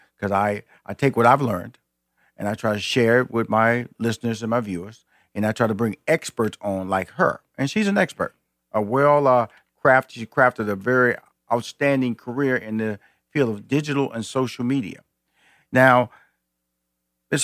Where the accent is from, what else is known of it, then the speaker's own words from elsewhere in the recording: Houston, Texas, United States; I'm a Texan.